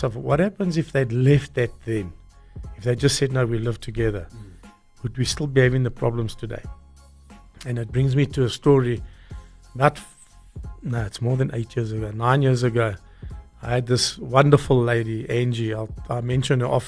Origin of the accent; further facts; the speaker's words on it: South Africa; I grew up in Bella Vista